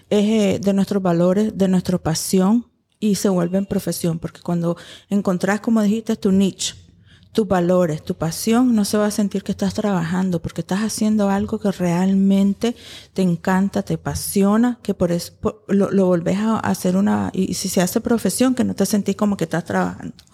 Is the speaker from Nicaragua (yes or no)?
yes; Nicaragua; yo soy, yo, soy nicaragüense, pero con parte de, de, los Estados Unidos.